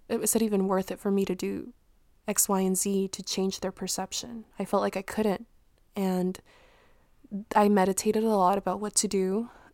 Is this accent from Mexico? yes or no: yes; Mexico; moved away; where I was born in Mexico